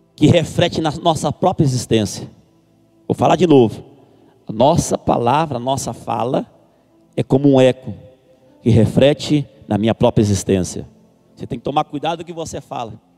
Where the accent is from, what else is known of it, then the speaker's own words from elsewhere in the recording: a town in the interior of Goiás, Brazil; Sou de uma cidade do interior de Goiás, onde a gente pastoreamos ali um campo com cinco igrejas